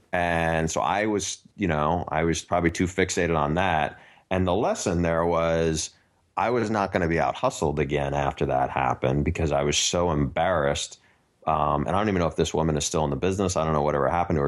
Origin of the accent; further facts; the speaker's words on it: New York, United States; I grew up in New York